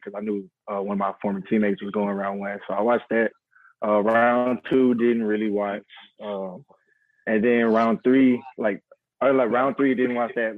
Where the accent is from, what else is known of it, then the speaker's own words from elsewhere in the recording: Houston, Texas, United States; I'm from the Houston area. I'm in Houston right now.